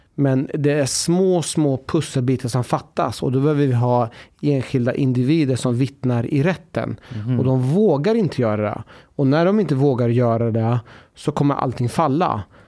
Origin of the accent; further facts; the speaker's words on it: Sweden; vår identitet som svensk